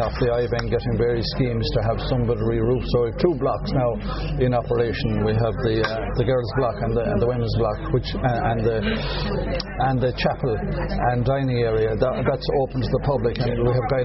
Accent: Mayo, Connacht, Ireland; now in Portumna, Ireland; I'm from Mayo, next town

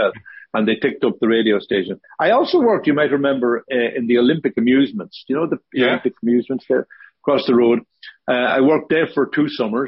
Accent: Ballyshannon, Ulster, Ireland; also born or lived in Bundoran; I'm from Ballyshannon, but Bundoran was where we spent most of our teenage years

